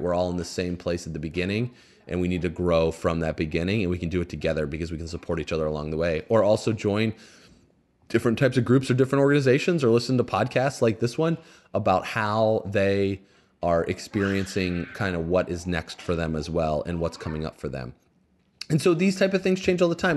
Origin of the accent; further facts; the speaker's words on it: Indiana, United States; I grew up in Indiana